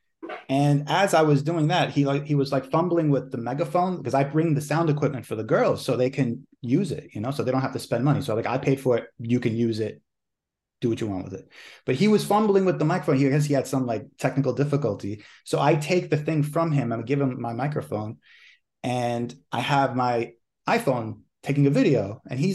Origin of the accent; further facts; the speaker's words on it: New York, United States; I was born raised here in New York